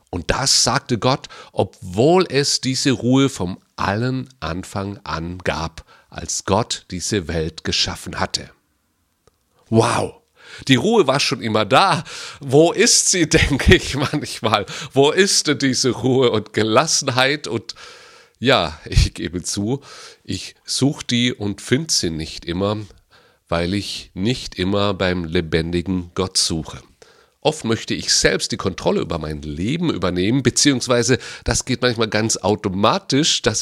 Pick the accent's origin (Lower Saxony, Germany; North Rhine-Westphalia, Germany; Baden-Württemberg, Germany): Baden-Württemberg, Germany; Ich bin in Baden-Württemberg groß geworden und da heißt es Schaffe, Schaffe, Häuslebauer.